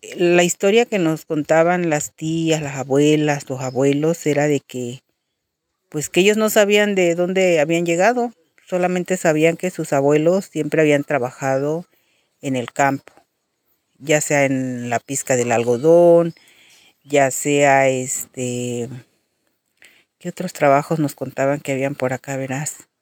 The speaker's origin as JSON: {"language": "Spanish", "town": "Villa de Tututepec", "region": "Oaxaca", "country": "Mexico", "said": "Soy del municipio de Villa de Tututepec"}